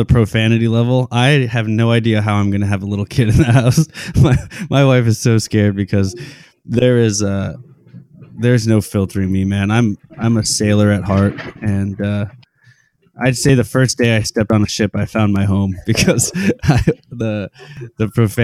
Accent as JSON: {"language": "English", "town": "Cumberland", "region": "Rhode Island", "country": "United States", "tie": "born or raised there", "also_born_or_lived": "New York", "moved": "as an adult", "lives_now": "Seattle, United States", "said": "I grew up in Cumberland, Rhode Island, and then I went to high school there."}